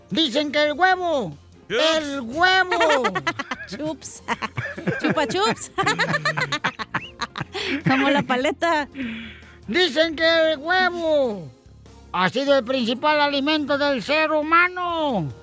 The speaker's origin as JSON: {"language": "Spanish", "region": "Michoacán", "country": "Mexico", "said": "Y a Morelia porque soy de Michoacán."}